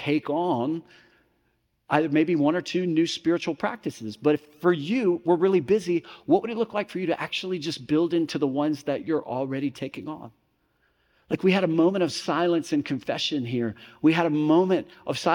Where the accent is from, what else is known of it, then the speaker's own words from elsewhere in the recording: Mississippi, United States; growing up in Mississippi